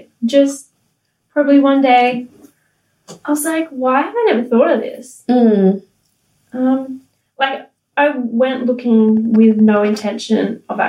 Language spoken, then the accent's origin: English; Gold Coast, Queensland, Australia; born there; Well, because I knew I was born on the Gold Coast.